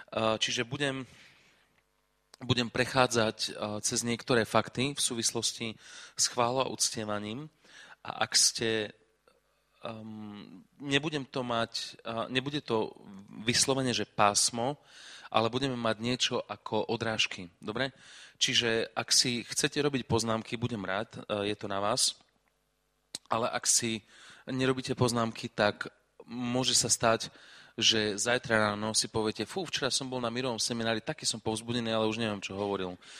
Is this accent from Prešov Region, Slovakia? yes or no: no; Košice, Košice Region, Slovakia; ja som z Košic